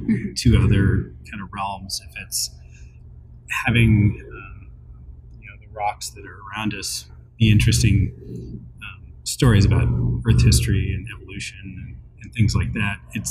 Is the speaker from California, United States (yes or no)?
yes; Northern California, United States; moved away as an adult; also born or lived in Ohio / Wisconsin; Originally, I'm from Northern California